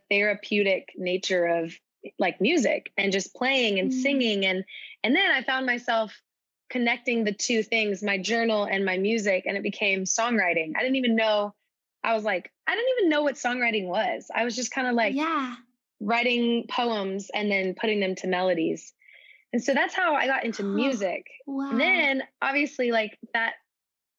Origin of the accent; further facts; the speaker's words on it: Dallas, Texas, United States; I'm from Dallas, Texas originally